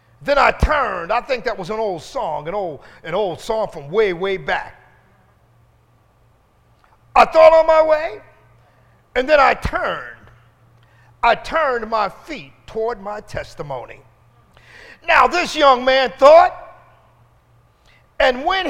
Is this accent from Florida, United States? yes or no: no; Philadelphia, Pennsylvania, United States; brought me into West Philadelphia and pulled up in front of the house